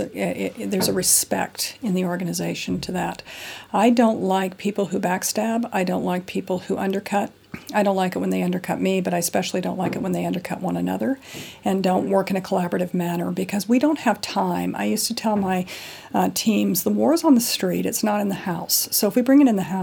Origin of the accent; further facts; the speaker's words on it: United States; moved away as an adult; now in London, United Kingdom; I'm an American national, been in London for 15 years